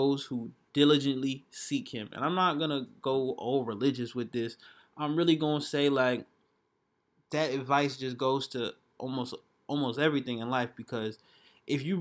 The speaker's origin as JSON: {"language": "English", "town": "Atlanta", "region": "Georgia", "country": "United States", "said": "I'm from Atlanta"}